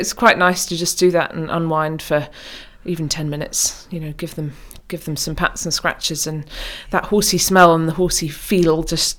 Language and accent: English; Oman; now in United Kingdom; So yes, we spent time growing up in Oman, and it was when we came back from Oman to the UK that my sister and I finally persuaded our parents